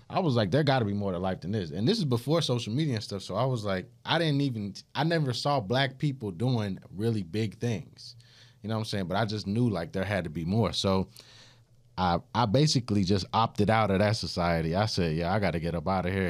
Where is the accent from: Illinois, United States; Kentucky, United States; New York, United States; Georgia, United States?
Georgia, United States; Augusta; I'm from Augusta, Georgia.